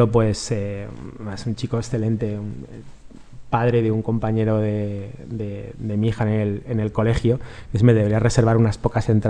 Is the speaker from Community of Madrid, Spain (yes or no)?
no; Galicia, Spain; somos gallegos.